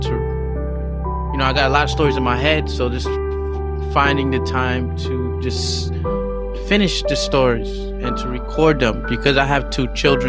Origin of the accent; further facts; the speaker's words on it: United States; now in Shanghai, China; I'm African American